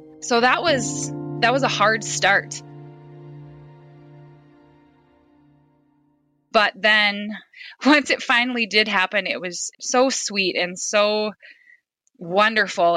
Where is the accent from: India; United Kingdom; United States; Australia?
United States; Fairfax, South Dakota; moved away as an adult; now in Sioux Center, United States; I'm a mother of 4. I grew up in Fairfax, South Dakota.